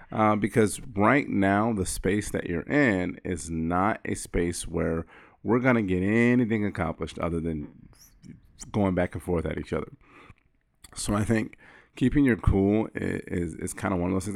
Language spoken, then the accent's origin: English; Florida, United States; I wear reef sandals 'cause I'm from Florida